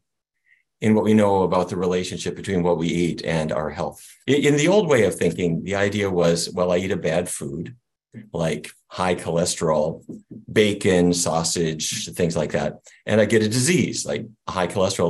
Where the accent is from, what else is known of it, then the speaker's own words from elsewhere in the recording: North Dakota, United States; I grew up in North Dakota